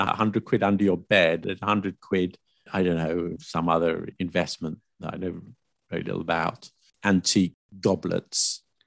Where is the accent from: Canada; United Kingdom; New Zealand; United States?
United Kingdom; I'm British